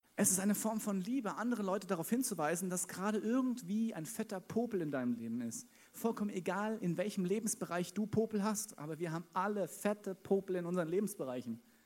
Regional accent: Wiesbaden, Hesse, Germany; now in Munich, Germany; geboren in Wiesbaden

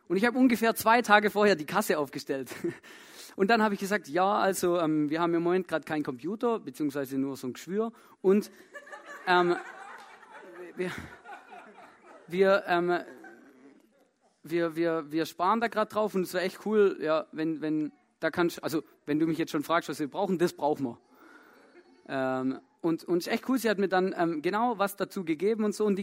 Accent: Germany; moved away; ich komme ja ursprünglich aus Deutschland, vielleicht hört das auch.

